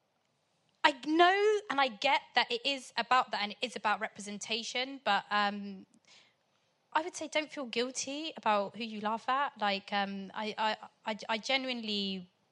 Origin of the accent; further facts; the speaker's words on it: Portsmouth, South East England, United Kingdom; also born or lived in Sudan; I'm from Pompey.